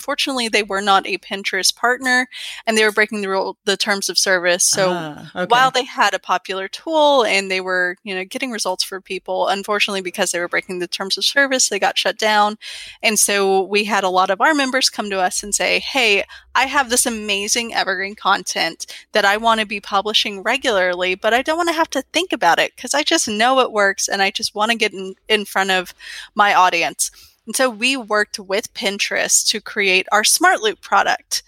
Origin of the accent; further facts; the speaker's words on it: Georgia, United States; I grew up in Georgia